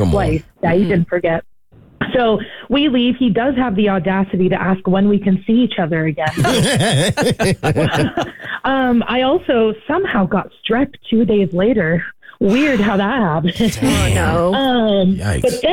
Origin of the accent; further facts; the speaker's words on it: Maine, United States; moved away; I'm from originally from Maine, so I have a 207 area code